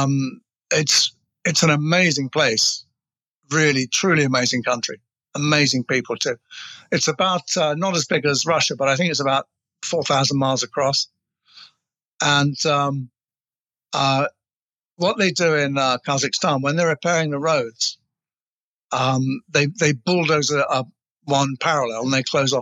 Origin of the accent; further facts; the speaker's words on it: England, United Kingdom; I'm English